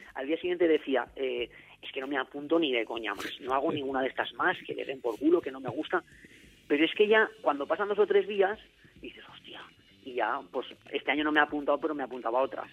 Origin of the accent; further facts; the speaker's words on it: Zaragoza, Aragon, Spain; yo soy de Zaragoza, ya había llegado a Zaragoza